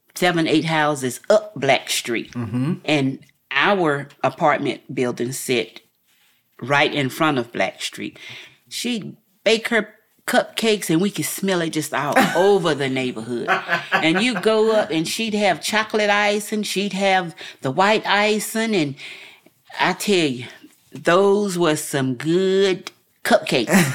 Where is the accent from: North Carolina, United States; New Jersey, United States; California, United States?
North Carolina, United States; Asheville; I'm a native of Asheville, North Carolina